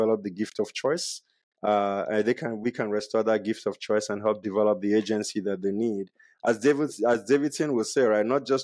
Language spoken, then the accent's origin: English; Nigeria; moved away; growing up in Nigeria, we had one tap and almost 60 people shared that tap